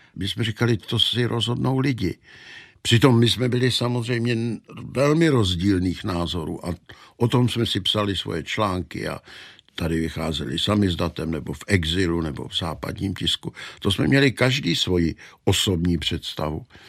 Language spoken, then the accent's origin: Czech; Czechia; my Češi